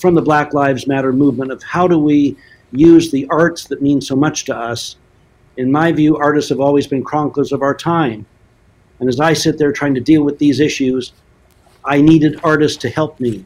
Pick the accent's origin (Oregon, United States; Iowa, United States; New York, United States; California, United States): Oregon, United States; Portland; I grew up in Portland.